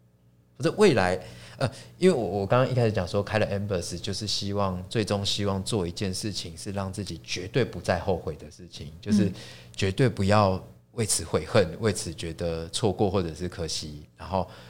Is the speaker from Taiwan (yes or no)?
yes; Taipei, Taiwan; 我是一个台北人，我连过年回乡的那种经验都不是都没有。